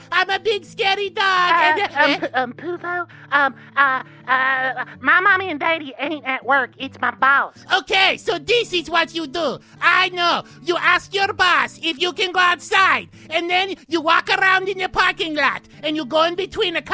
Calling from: West Virginia, United States; Uh, hey, Poopo. Uh … Um, I'm calling from West Virginia

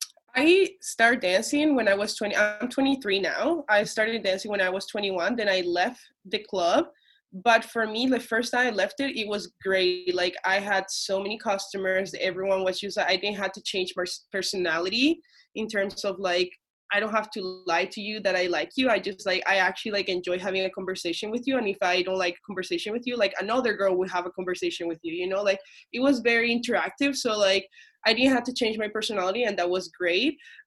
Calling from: Toronto, Ontario, Canada; I'm calling from Toronto, Canada.

